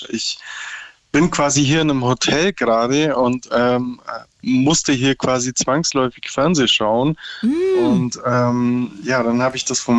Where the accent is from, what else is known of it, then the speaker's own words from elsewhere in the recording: Berlin, Germany; now in Lower Saxony, Germany; ich komme aus Ursprünglich Berlin. aus Bayern, bin gerade im Besuch in Bayern und äh, lebe aber in Niedersachsen.